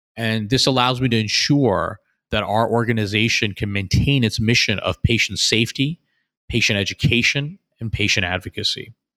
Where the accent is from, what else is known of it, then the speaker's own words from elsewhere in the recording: outside of Philadelphia, New Jersey, United States; moved away as an adult; also born or lived in Boston; now in Houston, United States; I actually was born in Boston, and I grew up outside of Philadelphia, New Jersey